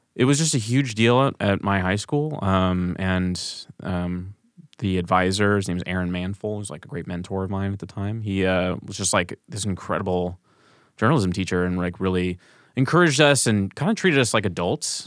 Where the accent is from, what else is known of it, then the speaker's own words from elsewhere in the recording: St. Louis, Missouri, United States; moved away as an adult; also born or lived in Kansas; now in Chicago, United States; growing up in Saint Louis